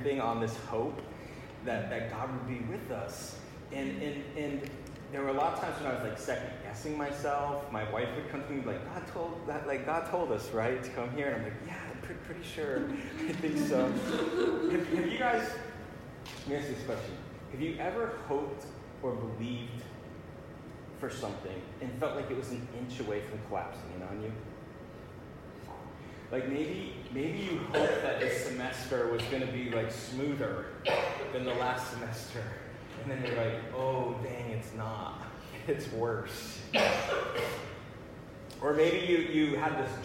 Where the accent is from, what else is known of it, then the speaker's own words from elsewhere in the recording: Massena, New York, United States; moved away as an adult; It's on the Canadian border. It's a little border town. It's where I grew up